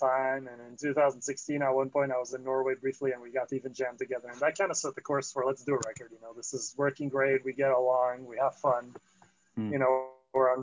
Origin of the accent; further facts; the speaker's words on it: Antwerp, Flanders, Belgium; also born or lived in Paris, France / France; now in Los Angeles, United States; I grew up in Antwerp and then, you know, well, outside of Antwerp in a small town.